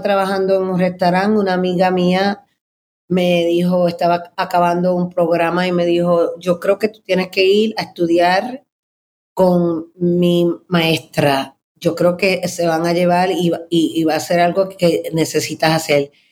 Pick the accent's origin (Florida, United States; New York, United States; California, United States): New York, United States; New York City; yo me crié en Manhattan